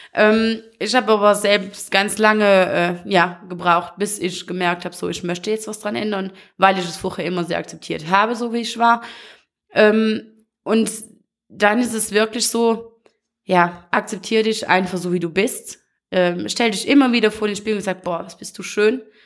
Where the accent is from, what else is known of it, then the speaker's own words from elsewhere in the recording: Wallonia, Belgium; hier so bei uns in Usbekien, hier kennt jeder jeden